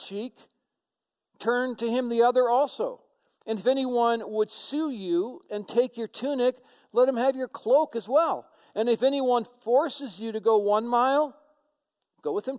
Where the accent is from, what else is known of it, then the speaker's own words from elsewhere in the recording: United States; as Americans